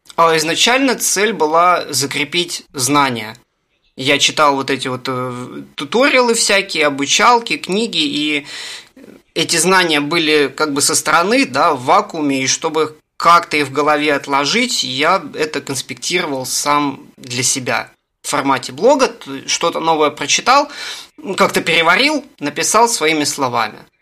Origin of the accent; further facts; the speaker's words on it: Russia; я из России